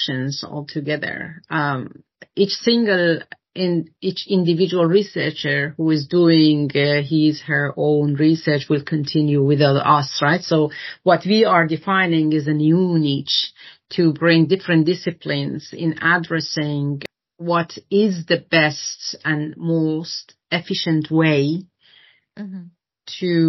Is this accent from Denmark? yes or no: yes; Denmark; to find a Danish working group, because I'm the lead from Denmark.